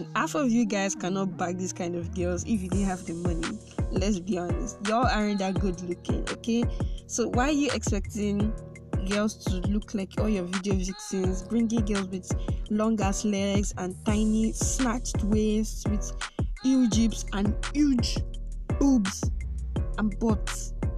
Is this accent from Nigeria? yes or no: yes; Nigeria; I love being a Nigerian